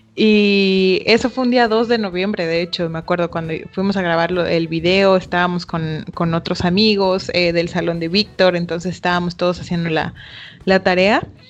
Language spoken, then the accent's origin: Spanish; Chiapas, Mexico; como buenos chiapanecos